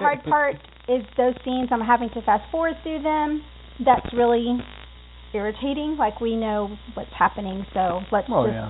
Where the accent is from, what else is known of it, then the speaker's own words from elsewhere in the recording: Texas, United States; I am Hispanic, but I mean, I grew up in Texas